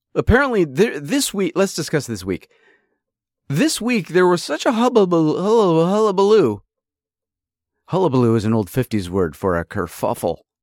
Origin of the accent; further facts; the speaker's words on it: upstate New York, United States; also born or lived in California; I was born in California. I was raised in, uh, you know, upstate New York